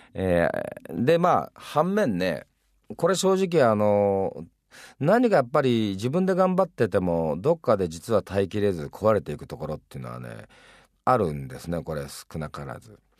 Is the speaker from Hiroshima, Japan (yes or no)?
yes; Hiroshima, Japan; 自分広島出身ですけど